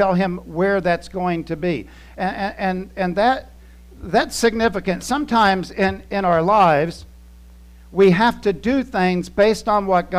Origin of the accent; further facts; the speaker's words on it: Titusville, Florida, United States; moved away as an adult; also born or lived in Germany; I grew up in Titusville, Florida. I had only been out of the state once